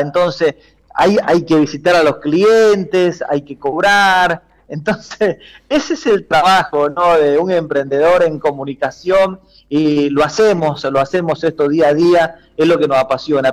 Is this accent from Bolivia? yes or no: yes; Bolivia; como boliviano